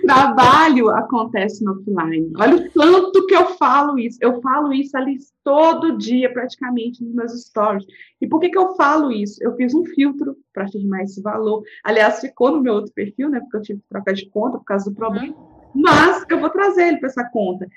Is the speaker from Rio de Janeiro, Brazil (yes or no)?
no; Minas Gerais, Brazil; accent: mineirês; eu sou mineira